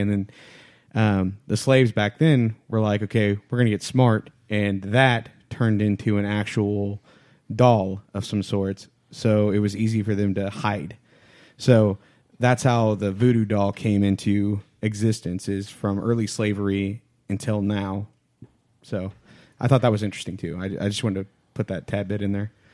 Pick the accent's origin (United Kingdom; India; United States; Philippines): United States; Louisiana; I'm from Louisiana